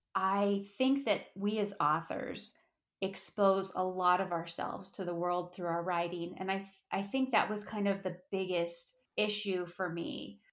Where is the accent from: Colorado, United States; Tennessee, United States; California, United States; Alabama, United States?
Colorado, United States; Durango; I'm a Colorado native. I'm from Durango, Colorado.